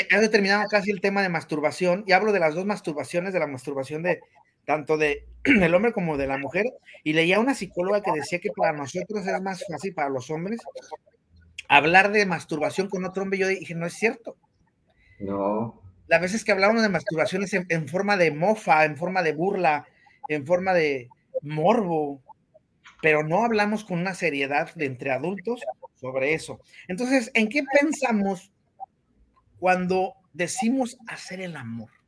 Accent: Mexico City, Mexico; Le digo, ¿cómo extraño esto? Porque yo, yo también soy del DF. ¿Cómo lo extraño?

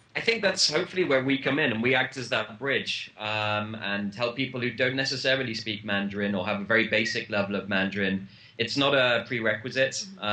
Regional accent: United Kingdom; I'm British

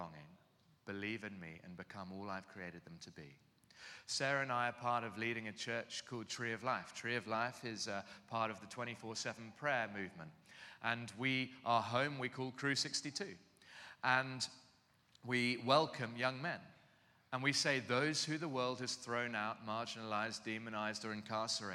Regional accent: London, United Kingdom; moved away as an adult; now in Cape Town, South Africa; I'm from London, southeast London.

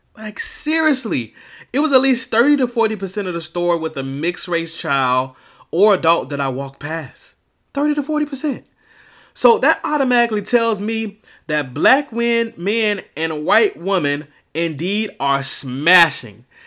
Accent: Miami, Florida, United States; I'm originally from Miami, Florida

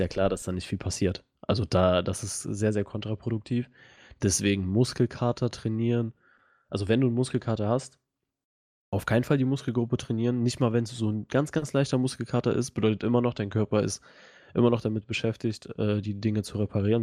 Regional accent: Russia; now in Germany; ich komme ja auch aus Russland

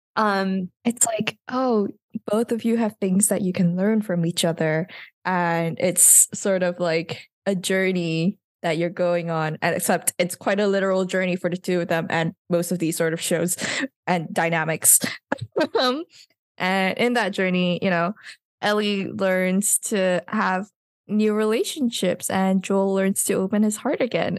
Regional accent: Malaysia; I can vaguely understand Bahasa because I'm Malaysian

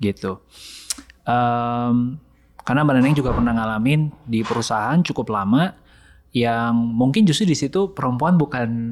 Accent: Sumatra, Indonesia; saya anak Sumatera, uh, keluarga Chinese

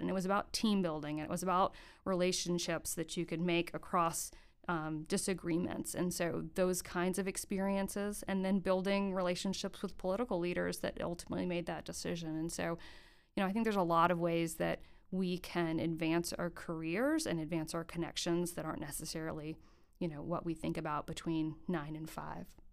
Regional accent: Gainesville, Florida, United States; moved away as an adult; now in Greensboro, United States; I grew up in Gainesville, Florida

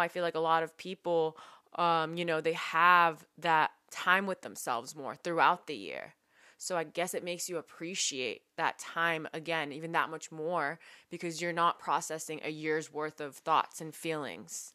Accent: San Francisco, California, United States; We're from San Francisco

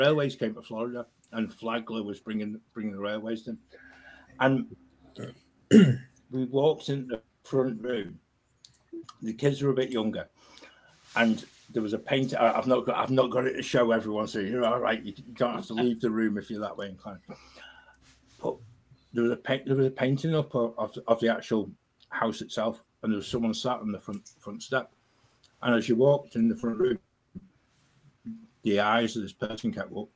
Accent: United Kingdom; as British people

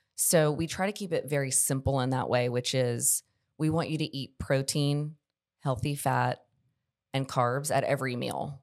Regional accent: Charlotte, North Carolina, United States; moved away as an adult; now in Columbia, United States; I grew up in Charlotte, North Carolina

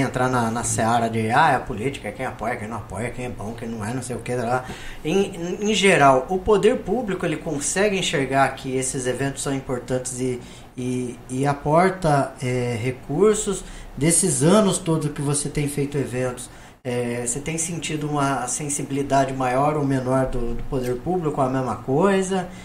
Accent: Brazil; Sou brasileiro

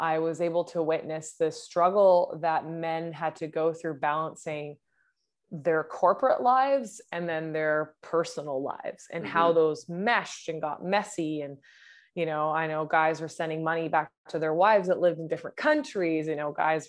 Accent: Vancouver, British Columbia, Canada; I'm from Vancouver, British Columbia, and I coach men

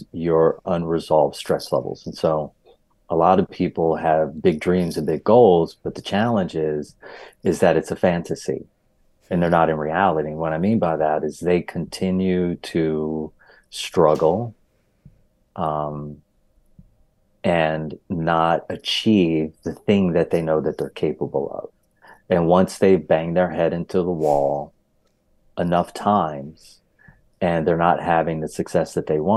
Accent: Hershey, Pennsylvania, United States; also born or lived in Philadelphia, Pennsylvania; I am from Pennsylvania, born in Philadelphia, raised in Hershey

